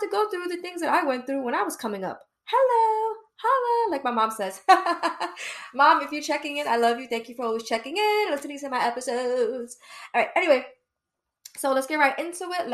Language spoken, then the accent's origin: English; New York City, New York, United States; I'm from Brooklyn, East New York